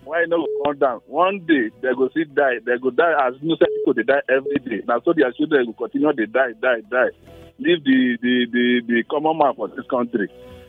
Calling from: Rayfield, Plateau, Nigeria; I'm from Rayfield, … from Rayfield.

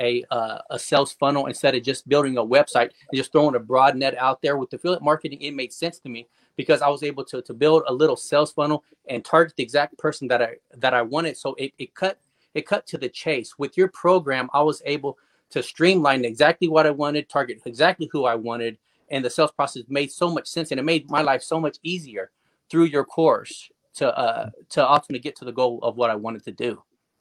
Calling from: Wichita, Kansas, United States; Wichita, Kansas, USA, right in the middle of the country.

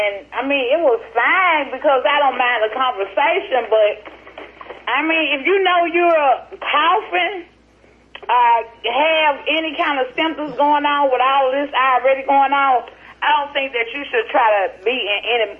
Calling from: Jackson, Mississippi, United States; I'm calling from Jackson, Mississippi.

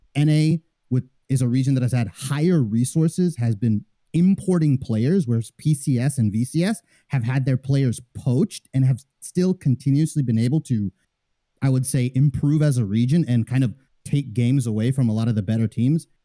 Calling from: Fullerton, California, United States; calling from Orange County, California

